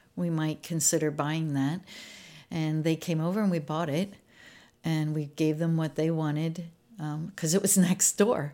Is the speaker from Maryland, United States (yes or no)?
yes; Maryland, United States; moved away; I was born in Maryland, uh, just about twenty miles northeast of Baltimore. So I was out in a rural area